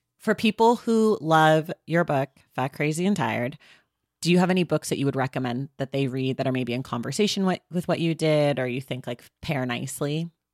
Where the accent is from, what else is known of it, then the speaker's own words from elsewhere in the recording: California, United States; I'm a California native